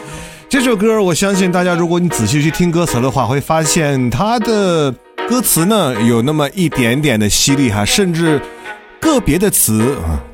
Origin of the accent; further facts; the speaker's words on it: China; 对于我们中国人来讲